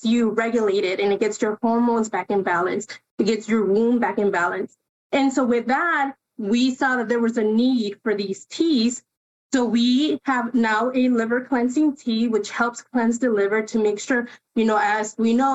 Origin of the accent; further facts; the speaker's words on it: Chicago, Illinois, United States; first language Spanish; English is a second language; I grew up on the Northwest side here in the city